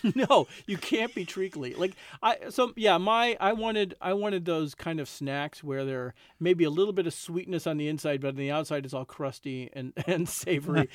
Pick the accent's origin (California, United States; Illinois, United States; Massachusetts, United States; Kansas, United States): Illinois, United States; Chicago; I grew up in Chicago, and certainly growing up as a Cubs fan